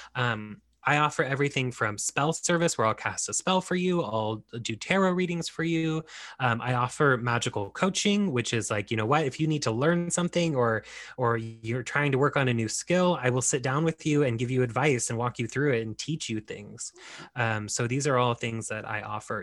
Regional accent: United States; we are both Mexican and we are American

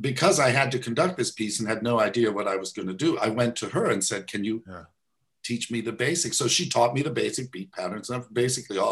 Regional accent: Elkhart, Indiana, United States; where I grew up in Elkhart, Indiana

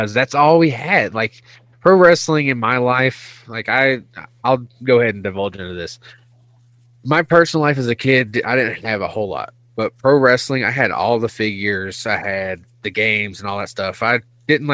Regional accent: Pulaski, Virginia, United States; now in Spokane, United States; I grew up in Pulaski, Virginia

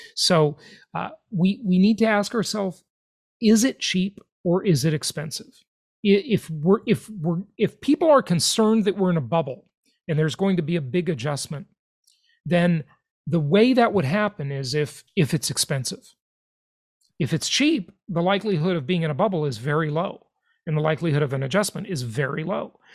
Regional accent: Los Angeles, California, United States; now in Florida, United States; my hometown where I grew up, Los Angeles, California.

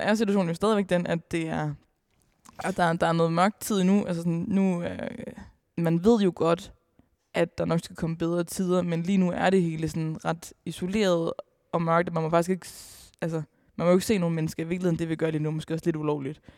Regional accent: Aalborg, North Denmark Region, Denmark; Jeg er selv fra Aalborg

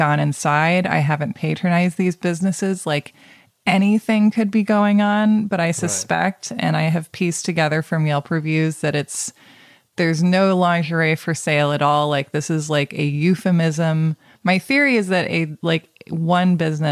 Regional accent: Portland, Oregon, United States; when I was younger, I would say I was from Portland

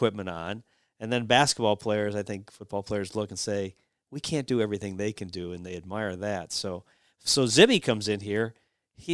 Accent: Cleveland, Ohio, United States; I'm from Cleveland

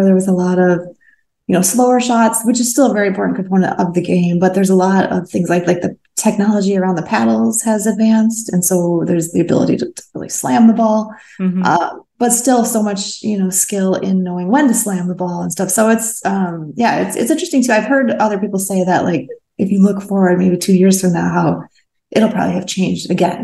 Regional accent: Midwest, United States; also born or lived in Portland, Oregon; now in California, United States; I grew up in the Midwest

